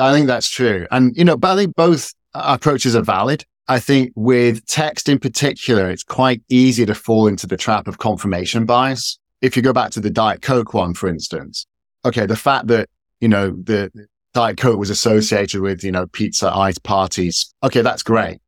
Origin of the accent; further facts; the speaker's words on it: Scotland, United Kingdom; moved away; also born or lived in Washington, D.C., United States / San Francisco, United States; I'm based in the U K, I'm from Scotland originally